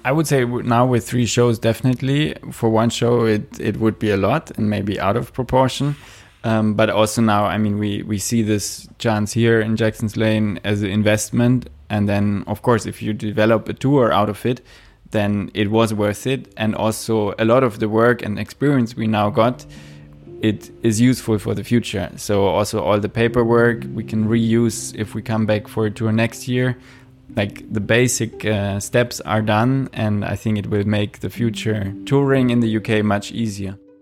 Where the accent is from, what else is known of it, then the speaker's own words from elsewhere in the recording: Austria; moved away; also born or lived in Rotterdam; I come from Austria